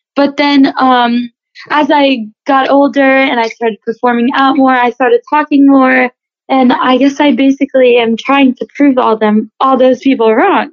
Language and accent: English; Loxahatchee, Florida, United States; I was born and raised here in Loxahatchee, Florida